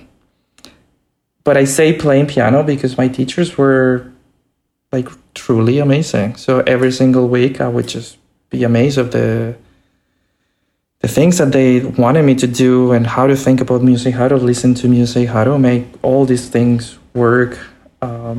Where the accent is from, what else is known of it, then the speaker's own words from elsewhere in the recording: Santiago, Santiago Metropolitan Region, Chile; moved away as an adult; also born or lived in Boston; I was born in Santiago in Chile, and you know, there were not many opportunities, you know, there. But I finished, you know, what I could there